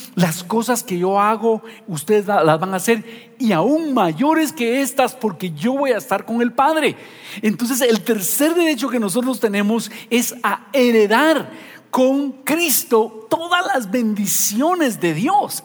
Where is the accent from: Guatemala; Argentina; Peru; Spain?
Guatemala; nosotros los guatemaltecos